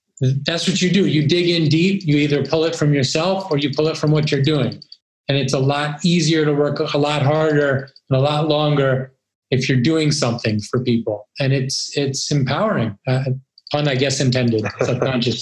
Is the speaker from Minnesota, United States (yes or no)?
no; New York, United States; I grew up in New York